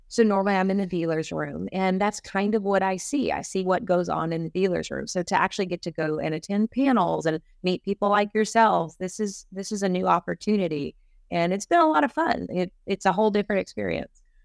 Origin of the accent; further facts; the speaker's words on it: East Texas, United States; I'm from East Texas